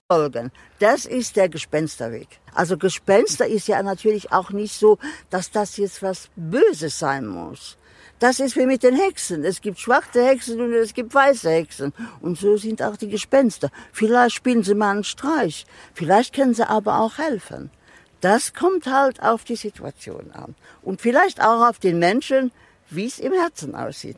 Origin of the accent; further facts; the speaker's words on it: Luxembourg; first language Luxembourgish; German is a second language; wir sind sind dreisprachig